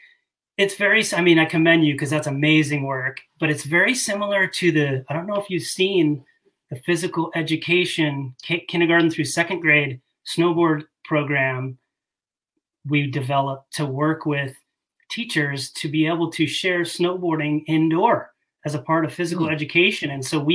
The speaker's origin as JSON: {"language": "English", "area": "Bay Area", "region": "California", "country": "United States", "tie": "born or raised there", "said": "I grew up in the Bay Area of California, grew up going to Tahoe"}